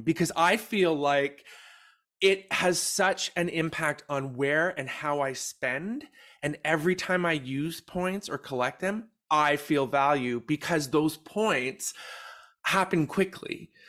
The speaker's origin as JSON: {"language": "English", "country": "Canada", "said": "we're from Canada"}